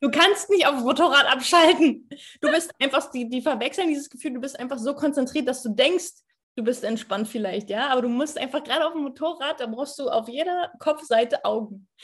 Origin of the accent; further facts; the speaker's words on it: Berlin, Germany; wir haben in ja, Berlin auch ein Lichtenberg, ist ein Bezirk.